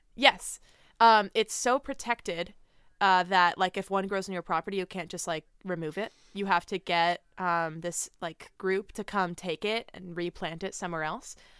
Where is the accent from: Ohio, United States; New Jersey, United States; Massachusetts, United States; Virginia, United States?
New Jersey, United States; Middletown; moved away as an adult; also born or lived in New York; now in Phoenix, United States; Growing up in Jersey